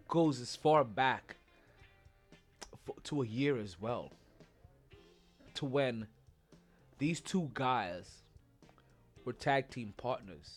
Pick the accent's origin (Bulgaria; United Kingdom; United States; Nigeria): United States; New York City, New York; My hometown of Brooklyn, New York